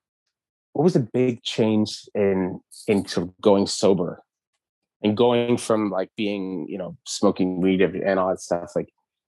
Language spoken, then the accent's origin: English; Montreal, Quebec, Canada; guys that I grew up with in Verdun